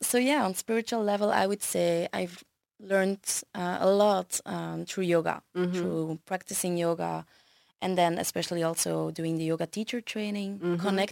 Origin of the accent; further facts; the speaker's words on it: Brussels, Belgium; So I was born in Belgium. Mm-hmm. I've lived here all my life, so 31 years indeed.